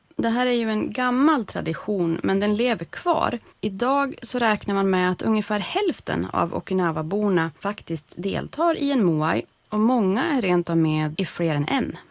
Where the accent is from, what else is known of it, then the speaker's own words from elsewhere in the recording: Norrland, Sweden; som norrlänning